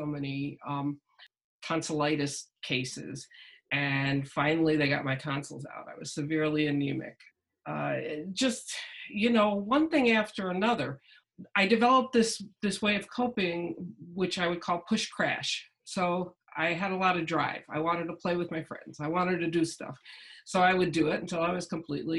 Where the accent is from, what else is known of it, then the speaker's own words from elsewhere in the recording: Massapequa, New York, United States; also born or lived in Queens, New York; I grew up in Queens, outside of Manhattan, and then we moved to Long Island, Massapequa